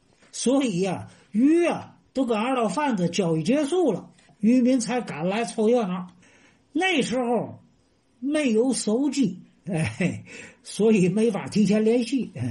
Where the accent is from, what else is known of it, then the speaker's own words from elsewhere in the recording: Tianjin, China; now in Tanggu, China; 我从天津卫啊迁到塘沽生活呢，整整是二十年。